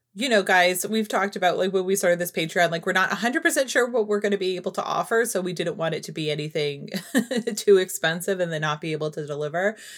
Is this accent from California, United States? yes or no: no; New Hampshire, United States; I grew up in New Hampshire